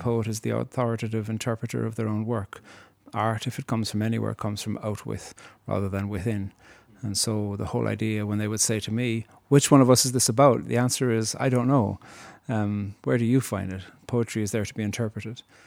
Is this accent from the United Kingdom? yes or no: no; Cork, Munster, Ireland; moved away as an adult; growing up in Cork, you hear about England a lot.